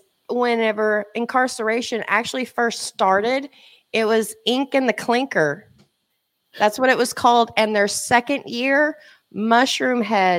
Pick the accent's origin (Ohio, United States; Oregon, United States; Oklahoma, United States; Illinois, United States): Oklahoma, United States; accent: Okie; It's the Okie accent. Hunting. You know my accent.